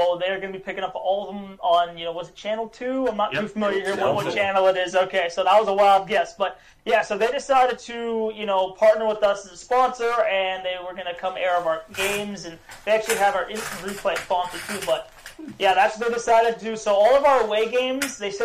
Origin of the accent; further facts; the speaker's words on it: Santa Clara, California, United States; now in Baton Rouge, United States; I come from Santa Clara, California, so people who aren't really familiar with, you know, Bay Area, it's about 5 minutes where the Niners play, 49ers. But, you know, I grew up playing hockey over there since I was 8